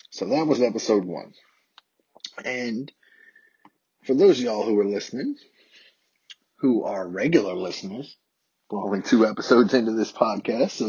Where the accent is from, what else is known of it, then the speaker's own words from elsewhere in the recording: the South, United States; as a white adult male born and raised in the South about my experiences with being socialized into a world that's dominated by white supremacy and dominated by systemic racism.